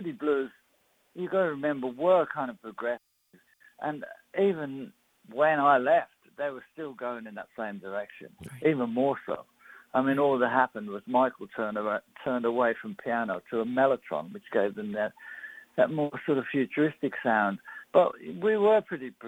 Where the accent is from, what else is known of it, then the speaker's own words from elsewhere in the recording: United Kingdom; I'm British